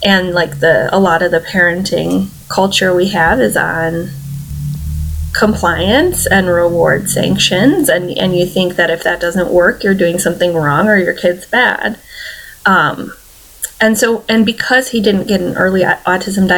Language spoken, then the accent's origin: English; Michigan, United States; moved away as an adult; I'm from Michigan